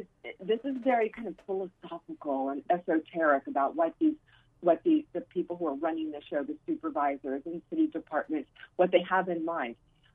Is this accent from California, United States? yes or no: yes; San Francisco, California, United States; San Francisco is a stunning city. It's my hometown, raised my child here.